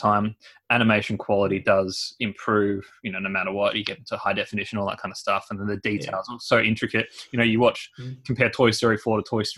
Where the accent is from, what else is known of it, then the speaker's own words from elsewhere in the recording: Australia; as Aussie as it gets